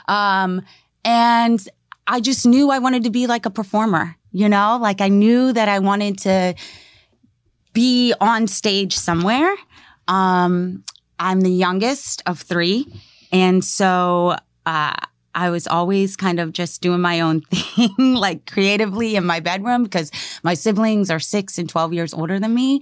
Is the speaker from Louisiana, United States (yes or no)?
no; Maryland, United States; moved away; I grew up in Maryland